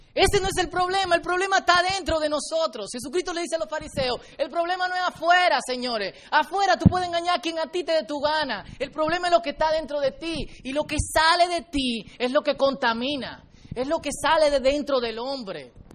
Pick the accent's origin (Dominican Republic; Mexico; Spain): Dominican Republic; nosotros los dominicanos